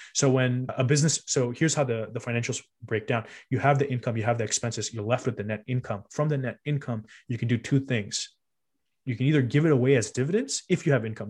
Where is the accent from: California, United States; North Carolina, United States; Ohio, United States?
California, United States; Cupertino; we grew up in Cupertino.